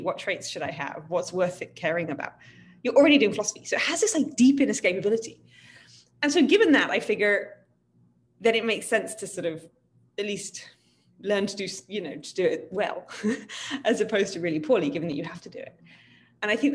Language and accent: English; United Kingdom; I'm from Britain